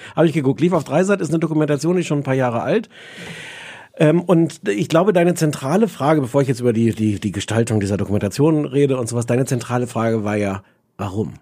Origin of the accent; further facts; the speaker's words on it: Germany; als Deutscher